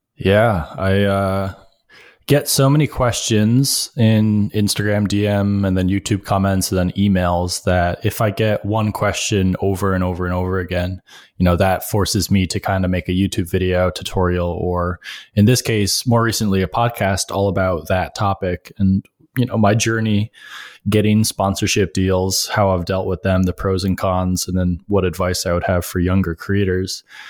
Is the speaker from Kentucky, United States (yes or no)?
no; Rochester, New York, United States; moved away as an adult; now in New York City, United States; I grew up upstate in Rochester